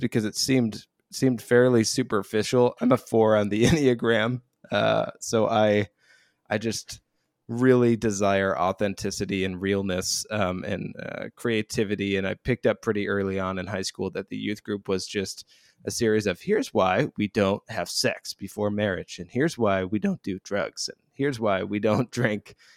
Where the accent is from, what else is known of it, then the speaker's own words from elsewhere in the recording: Royal Oak, Michigan, United States; I was raised outside of Detroit, so a town called Royal Oak in suburban Detroit, Michigan